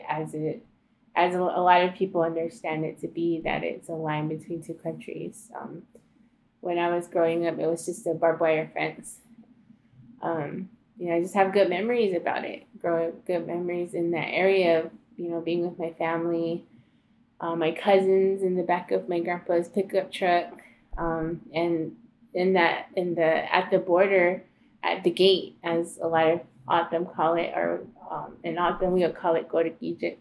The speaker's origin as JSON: {"language": "English", "town": "Newfields", "region": "Arizona", "country": "United States", "tie": "born or raised there", "also_born_or_lived": "Komobabi", "said": "I spent a lot of time in my childhood growing up there in Newfields with my dad's family, my grandpa."}